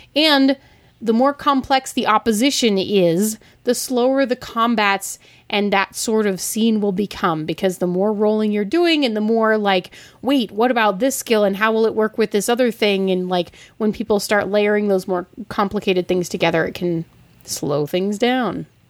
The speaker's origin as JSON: {"language": "English", "town": "Denver", "region": "Colorado", "country": "United States", "said": "I'm from the Mile High City"}